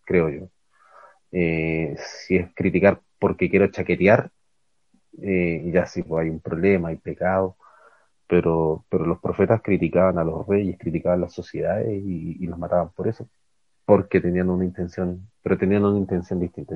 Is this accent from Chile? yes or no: yes; Calama, Antofagasta, Chile; moved away as an adult; also born or lived in Ecuador; Nosotros crecimos en Calama, o sea, nací en otra ciudad, pero nuestra infancia fue en Calama, al norte de Chile